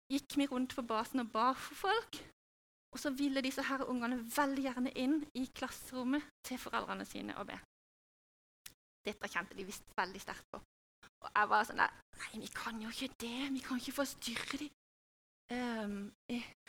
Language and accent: Norwegian; Norway; also born or lived in Hawaii; jeg er jo norsk i kultur og i tankegang